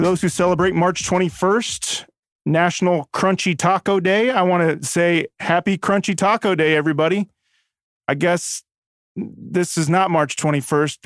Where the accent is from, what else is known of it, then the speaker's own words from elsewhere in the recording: Stanley, Kansas, United States; It's my hometown. It's where I went to middle school, high school